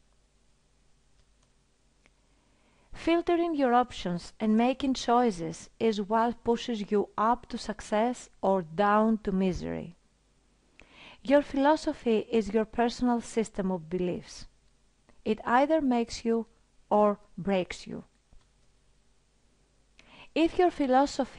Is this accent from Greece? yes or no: yes; Greece; I come from Greece